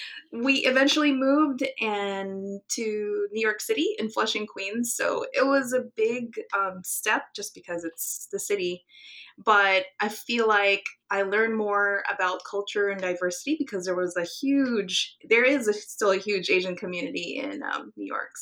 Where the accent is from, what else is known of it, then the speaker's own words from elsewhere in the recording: Guam; Oh, gosh. I could still smell the ocean. It's the water is everything to me. So I actually do miss ocean life.